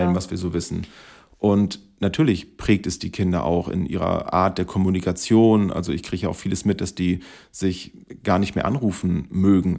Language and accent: German; Schleswig-Holstein, Germany; Wir kommen aus Schleswig-Holstein